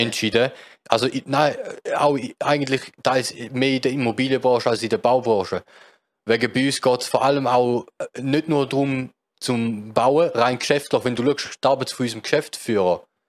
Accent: Switzerland; als Schweizer

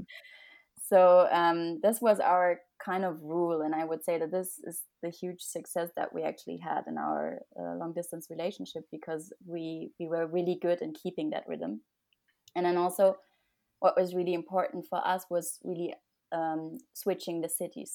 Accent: Germany; moved away as an adult; also born or lived in Munich, Germany; now in Paris, France; I'm originally from Germany. I lived and studied in Munich.

